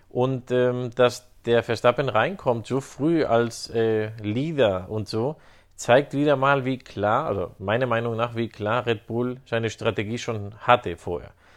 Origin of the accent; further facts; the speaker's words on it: Spain; als Spanier